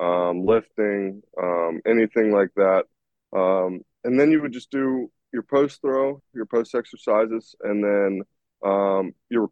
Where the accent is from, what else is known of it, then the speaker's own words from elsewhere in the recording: Columbus, Ohio, United States; I'm from Columbus, Ohio